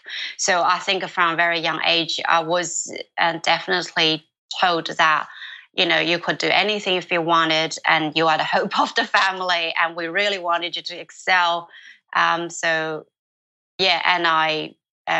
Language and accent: English; China; moved away; my village, in my hometown